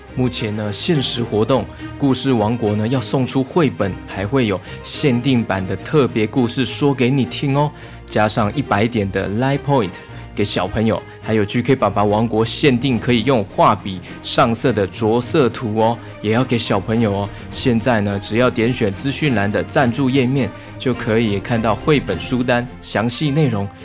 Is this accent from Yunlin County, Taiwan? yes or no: yes; Yunlin County, Taiwan; now in Taipei, Taiwan; 我老家呢，是在云林